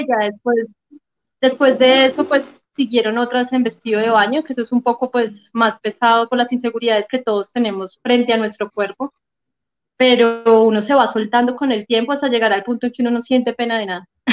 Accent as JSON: {"language": "Spanish", "town": "Manizales", "region": "Caldas", "country": "Colombia", "tie": "born or raised there", "accent": "paisa", "moved": "yes", "lives_now": "Bogotá, Colombia", "said": "Manizales, obviamente es mi ciudad natal"}